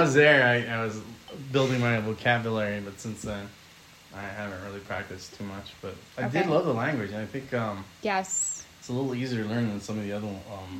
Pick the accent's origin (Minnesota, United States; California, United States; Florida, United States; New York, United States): California, United States; I grew up in California all my life